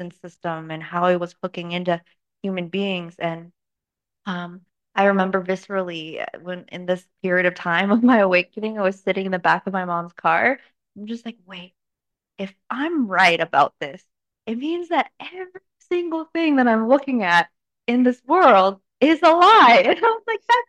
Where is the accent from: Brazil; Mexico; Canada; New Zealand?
Canada; also born or lived in China; Moved to Canada in 2003 when I was 9, and grew up really normal